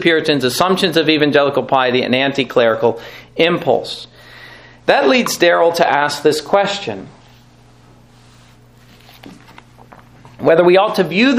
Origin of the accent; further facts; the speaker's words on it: North Carolina, United States; I grew up in North Carolina.